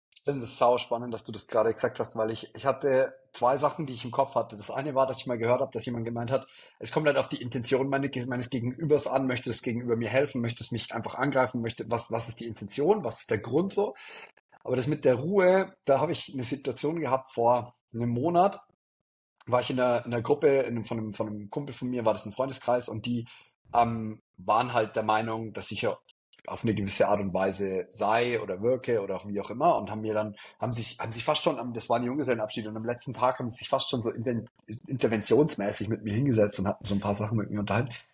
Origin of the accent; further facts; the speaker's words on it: Neumarkt in der Oberpfalz, Bavaria, Germany; also born or lived in Innsbruck / Regensburg; bei uns in Neumarkt